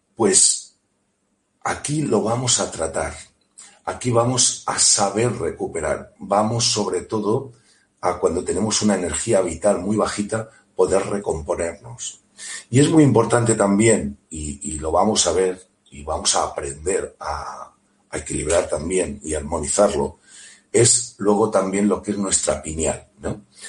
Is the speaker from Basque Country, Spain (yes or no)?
no; Elche, Valencian Community, Spain; de Elche, muy cerquita de Alicante